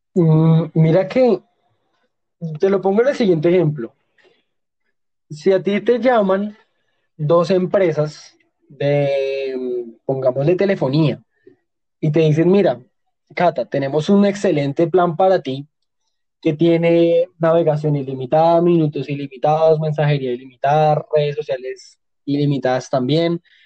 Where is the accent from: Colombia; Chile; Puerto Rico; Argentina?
Colombia; nosotros como colombianos